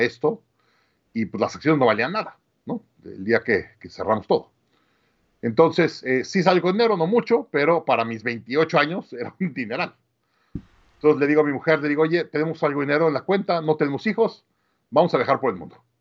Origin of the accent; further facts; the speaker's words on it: Mexico City, Mexico; moved away as an adult; also born or lived in Monterrey, Mexico / Austin, United States; nací en, en, Monterrey, crecí en la Ciudad de México